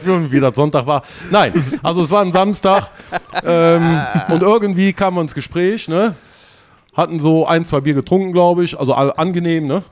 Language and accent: German; Erkelenz, North Rhine-Westphalia, Germany; ich komme aus Erkelenz, also um euch mal irgendwie zu sagen, wo es so ungefähr liegt, zwischen Düsseldorf, Aachen und Köln